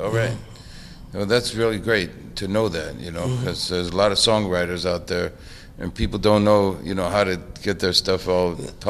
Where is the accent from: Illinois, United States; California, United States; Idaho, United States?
California, United States; Bay Area; I grew up in the Bay Area